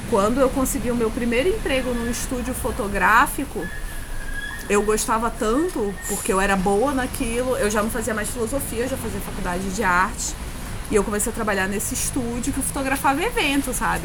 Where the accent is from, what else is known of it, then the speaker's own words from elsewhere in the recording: Pará, Brazil; also born or lived in Urucará, Amazonas; now in Rio de Janeiro, Brazil; dividida entre ser paraense, que é onde eu fui criada, onde eu vivi a maior parte do tempo